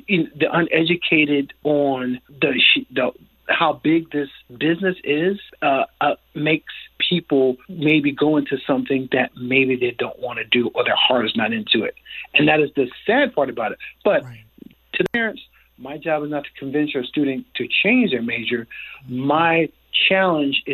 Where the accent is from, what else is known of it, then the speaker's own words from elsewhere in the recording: New Jersey, United States; moved away; I'm from New Jersey